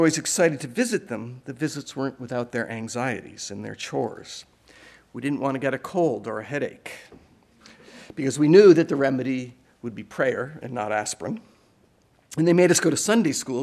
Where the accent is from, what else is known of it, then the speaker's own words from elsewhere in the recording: Providence, Rhode Island, United States; moved away; also born or lived in Vermont; growing up in Providence, Rhode Island, and in Vermont